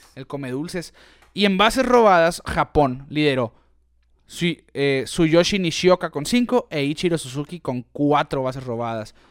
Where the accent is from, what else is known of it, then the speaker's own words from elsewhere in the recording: Mexico; nosotros como mexicanos, hoy estamos a seis horas de Phoenix